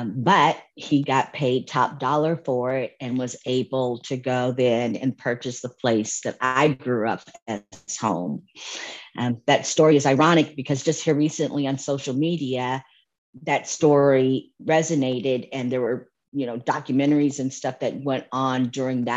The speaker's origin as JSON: {"language": "English", "town": "Santa Monica", "region": "California", "country": "United States", "tie": "born or raised there", "moved": "as an adult", "lives_now": "Dallas, United States", "said": "I am born and raised in Santa Monica, California, and proud of it."}